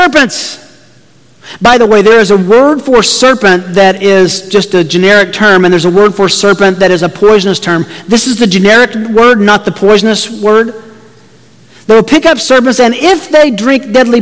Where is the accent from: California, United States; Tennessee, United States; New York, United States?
Tennessee, United States; I grew up in Tennessee, where just down the street from me were churches that took this very literally and would handle rattlesnakes